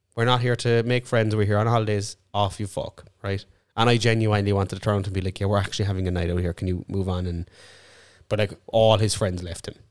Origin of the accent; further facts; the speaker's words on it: Ireland; I'm actually Irish too